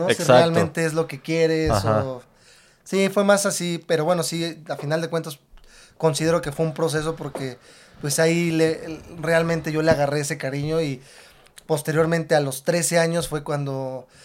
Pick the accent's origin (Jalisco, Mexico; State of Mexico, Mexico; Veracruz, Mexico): State of Mexico, Mexico; Tlalnepantla; Yo nací aquí en el Estado de México. En el Estado de México.